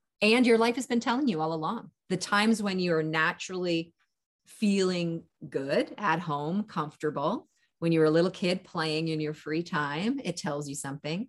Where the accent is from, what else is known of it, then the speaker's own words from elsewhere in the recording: Canada; also born or lived in California; I'm Canadian, and live in California in my winters.